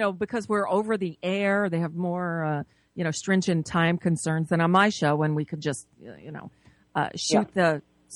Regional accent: South Florida, United States; moved away; As a kid of the 70s in South Florida

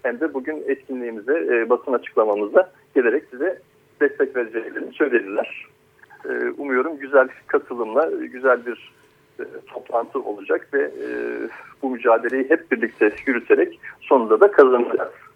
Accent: Akyaka, Muğla, Turkey; biz Akyakalılar olarak

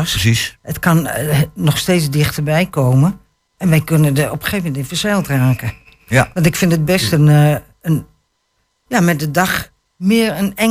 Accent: Apeldoorn, Gelderland, Netherlands; moved away; En ik ben in Apeldoorn geboren.

